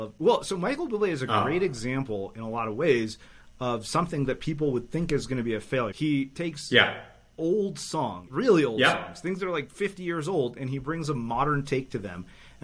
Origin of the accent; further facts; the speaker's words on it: Canada; I grew up in Canada. I'm going to have at least that going.